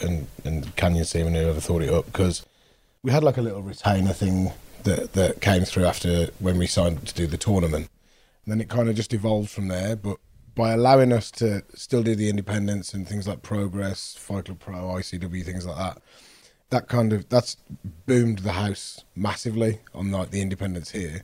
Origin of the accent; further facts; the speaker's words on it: Wolverhampton, West Midlands, United Kingdom; I'm from Wolverhampton